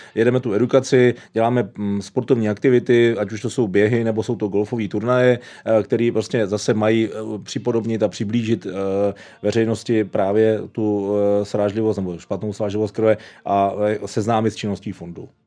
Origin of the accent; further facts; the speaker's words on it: Hradec Králové, Hradec Králové Region, Czechia; also born or lived in Havlíčkův Brod / Prague; Jinak jsem Hradečák, eh, těle mi duší.